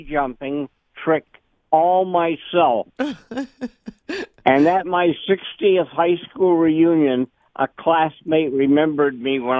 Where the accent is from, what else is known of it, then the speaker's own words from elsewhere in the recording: Newport, New Hampshire, United States; now in Maine, United States; I'm old enough to remember that, unfortunately. Also, I was brought up in Newport, New Hampshire.